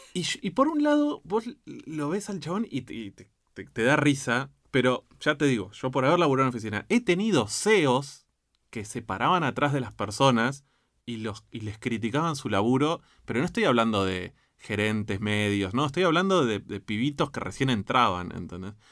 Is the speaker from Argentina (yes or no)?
yes; Argentina; como argentino